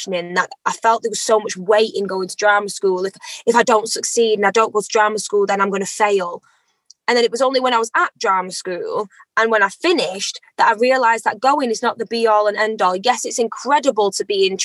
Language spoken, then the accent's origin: English; Eccles, North West England, United Kingdom; I am an Afro-Caribbean British lady. I was born in Eccles on the 6th of July, 1997